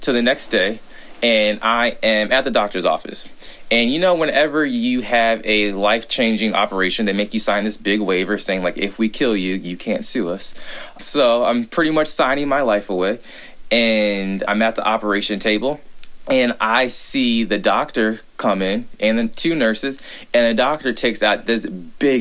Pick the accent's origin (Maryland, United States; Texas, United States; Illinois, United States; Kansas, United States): Texas, United States; Fort Worth; I'm a Texan from Fort Worth